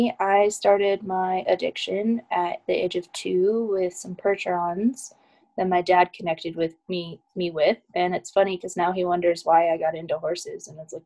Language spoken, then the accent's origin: English; Iowa, United States; now in Colorado, United States; And then we moved to Colorado from Iowa, and there I got involved with like volunteering with rescues